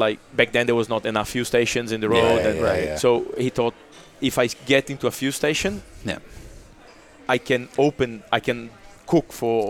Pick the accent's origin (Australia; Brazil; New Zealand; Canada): Brazil; Curitiba, Paraná; English is a second language; now in Monaco; Curitiba, my hometown